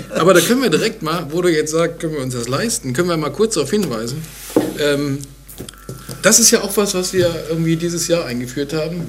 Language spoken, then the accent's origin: German; Bonn, North Rhine-Westphalia, Germany; Meine Heimatstadt